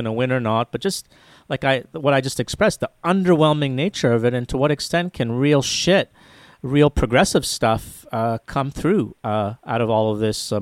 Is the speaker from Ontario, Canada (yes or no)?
yes; Toronto, Ontario, Canada; I'm from Toronto